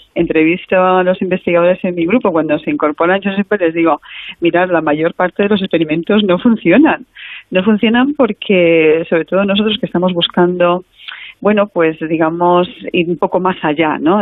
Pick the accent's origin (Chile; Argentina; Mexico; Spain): Spain; A Coruña, Galicia; si yo soy gallega y mm. de playa, bueno, de playa que de, zona de mar, eh, la Coruña